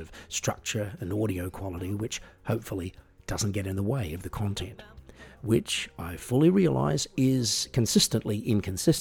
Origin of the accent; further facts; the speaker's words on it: Australia; I'm an Australian singer-songwriter